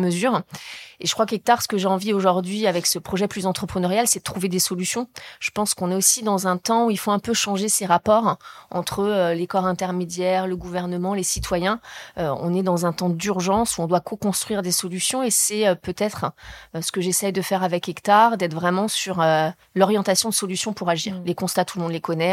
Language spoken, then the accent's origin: French; Deux-Sèvres, Nouvelle-Aquitaine, France; moved away; also born or lived in Paris; j'ai grandi dans les Deux-Sèvres